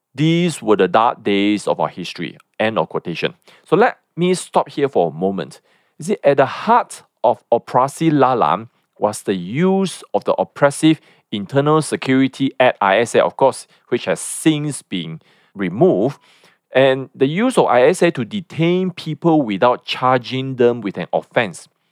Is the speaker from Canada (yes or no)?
no; Malaysia; as Malaysians